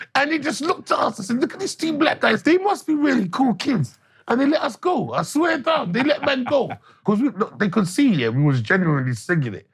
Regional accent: London, United Kingdom; I'm English. Like, my parents yeah. come from Jamaican descent, but I was fortunate and blessed to be born in St. Thomas's Hospital

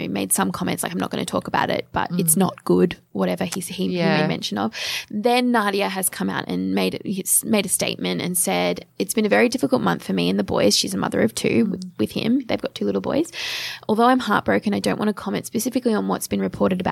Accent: Geelong, Victoria, Australia; I am from Geelong in Victoria

